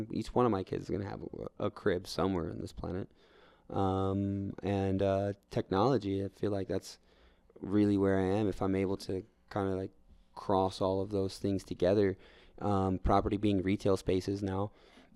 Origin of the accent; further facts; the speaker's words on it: New York, United States; now in Denver, United States; I'm a New Yorker